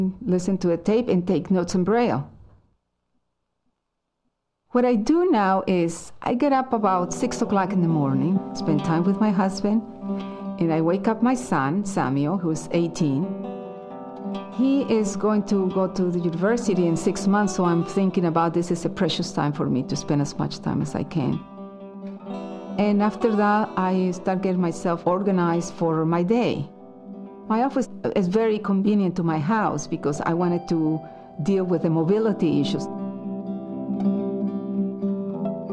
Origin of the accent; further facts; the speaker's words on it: Mexico; I was born in Mexico, a family of 10